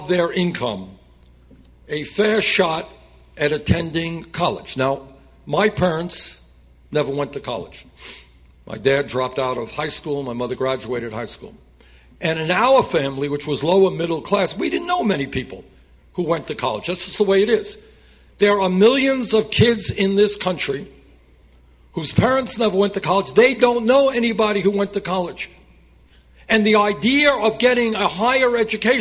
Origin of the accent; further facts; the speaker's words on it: Burlington, Vermont, United States; my hometown of Burlington, Vermont